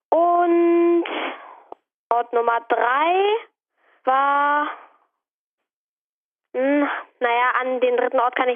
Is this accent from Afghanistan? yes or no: no; Hamburg, Germany; Ich bin elf Jahre alt und komme aus Hamburg.